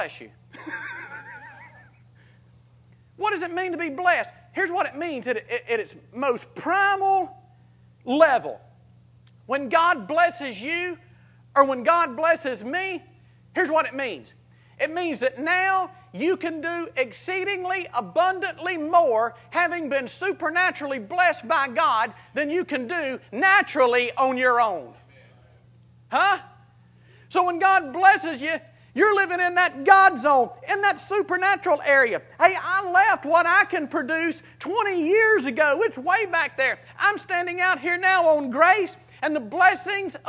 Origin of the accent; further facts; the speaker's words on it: South Mississippi, United States; a little John Deere driving, redneck, Copenhagen spitting farm boy from South Mississippi